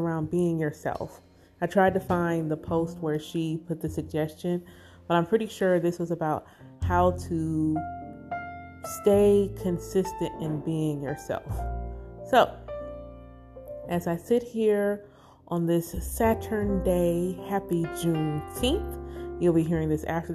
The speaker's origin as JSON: {"language": "English", "region": "the South", "country": "United States", "tie": "born or raised there", "said": "Growing up in the South, in the Bible Belt, as a Black Israelite"}